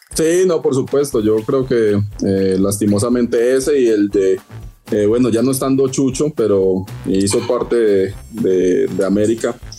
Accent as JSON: {"language": "Spanish", "country": "Colombia", "said": "yo soy de Colombia"}